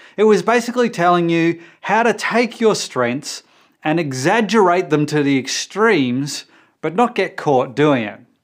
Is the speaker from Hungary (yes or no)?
no; Australia; for us Australians